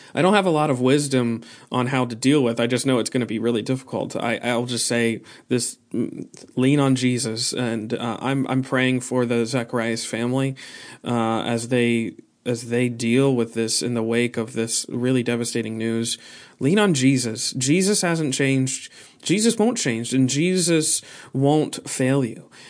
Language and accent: English; United States; we are American